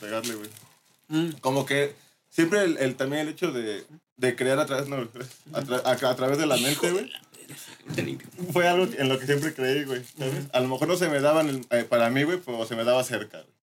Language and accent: Spanish; Morelos, Mexico; soy de Morelos